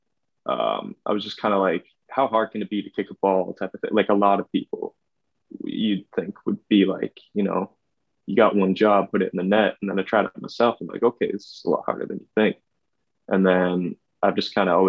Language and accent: English; Vancouver, British Columbia, Canada; I'm from Vancouver. It's in Western Canada.